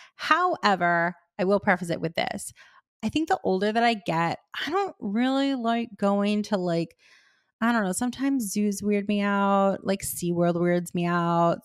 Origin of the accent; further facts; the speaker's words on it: Miami, Florida, United States; I grew up in Miami